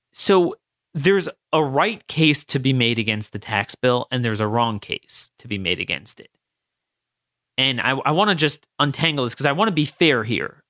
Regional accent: Maryland, United States; my home state of Maryland and Baltimore

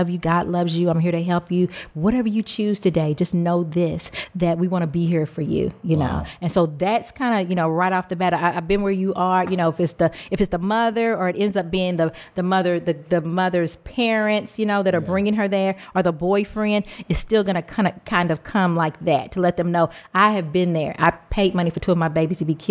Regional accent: Louisville, Kentucky, United States; I'm from Louisville, Kentucky

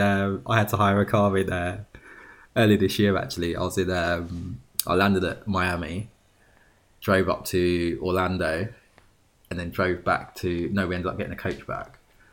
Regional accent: United Kingdom; Literally, as you can see, I'm British.

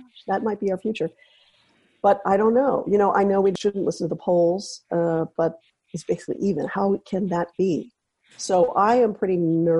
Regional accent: Santa Cruz, California, United States; I'm from Santa Cruz, Northern California.

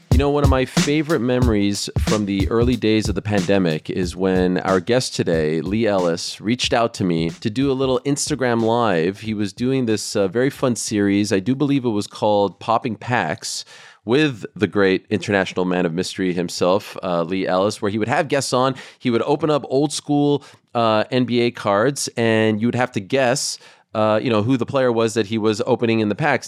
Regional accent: Canada; growing up in Canada

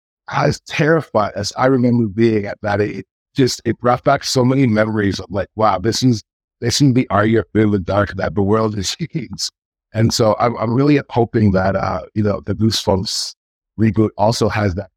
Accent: Canada; being Canadian

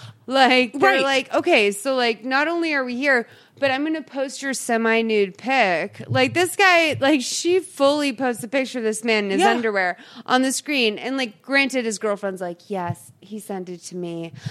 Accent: East Coast, United States; I'm from the East Coast where it's like, where I say aunt.

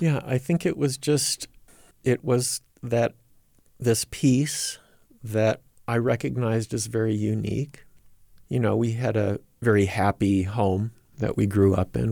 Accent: Rochester, New York, United States; moved away as an adult; also born or lived in Provo, Utah; now in Minneapolis, United States; I grew up in the Rochester, New York area, raised by two very devout Latter-day Saint parents.

